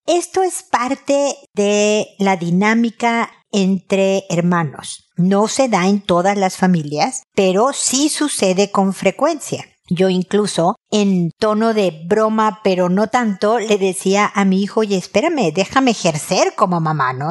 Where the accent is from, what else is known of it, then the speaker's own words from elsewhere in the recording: Mexico City, Mexico; also born or lived in United States; now in Santiago, Chile; Yo soy de Ciudad de México donde tiemblan y me vine a vivir a Santiago de Chile donde tiembla.